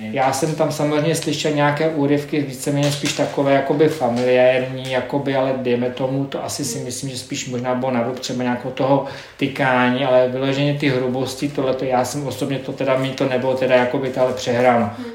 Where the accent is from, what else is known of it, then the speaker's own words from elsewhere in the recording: Czechia; jako Češi